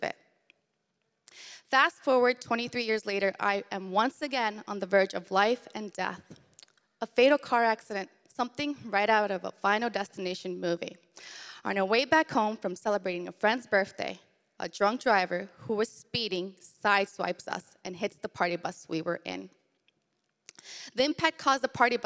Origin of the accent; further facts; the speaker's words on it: Arlington, Virginia, United States; I was born in Arlington, Virginia in 1990.